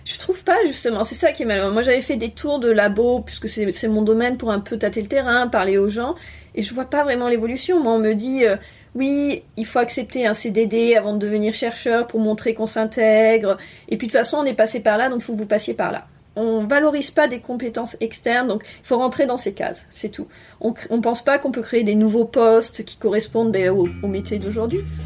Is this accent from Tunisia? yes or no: no; Bordeaux, Nouvelle-Aquitaine, France; moved away as an adult; also born or lived in Brest / Lyon / Sète / Paris; je suis de Bordeaux